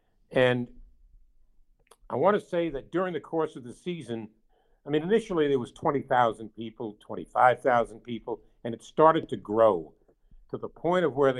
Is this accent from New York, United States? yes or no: yes; New York, United States; as a guy growing up in New York, Yankee Stadium was like a cathedral to me